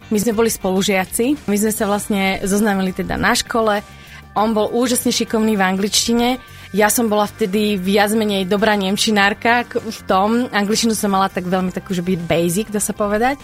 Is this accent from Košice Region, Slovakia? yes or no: no; Bardejov, Prešov Region, Slovakia; now in Banská Bystrica, Slovakia; ja som pôvodne z východu z Bardieva, to je naozaj že malé mestečko